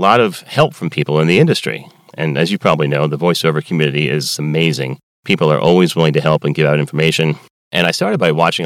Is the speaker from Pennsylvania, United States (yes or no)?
yes; Philadelphia, Pennsylvania, United States; moved away as an adult; now in Baltimore, United States; I'm from Philadelphia, and I went to school in Baltimore